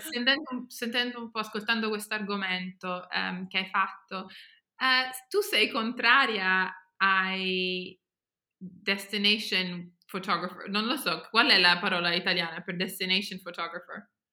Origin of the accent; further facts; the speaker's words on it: Germany; also born or lived in England; now in United Kingdom; io non sono cresciuta in Italia, io sono cresciuta in Germania